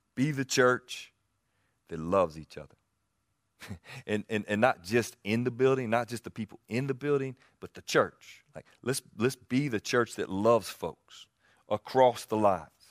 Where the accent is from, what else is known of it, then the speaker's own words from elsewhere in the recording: the South, United States; accent: Southern; You hear me talk anywhere. I get identified as a Southerner